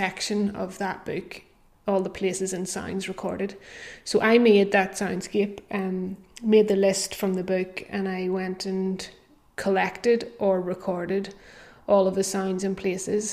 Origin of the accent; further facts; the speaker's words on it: Belfast, Northern Ireland, United Kingdom; I grew up in Belfast